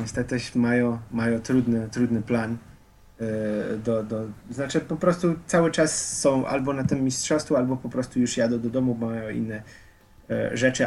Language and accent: Polish; Slovenia; Polish is a second language; moved away as an adult; now in Warsaw, Poland; jak ja już wyjechałem powoli ze Słowenii